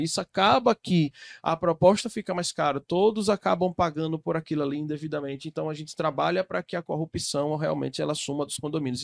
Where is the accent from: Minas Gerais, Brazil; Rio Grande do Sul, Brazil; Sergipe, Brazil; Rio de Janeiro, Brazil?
Sergipe, Brazil; sou do estado de Sergipe, ó, estado de Sergipe, sim, lá no Nordeste, entre a Bahia e Alagoas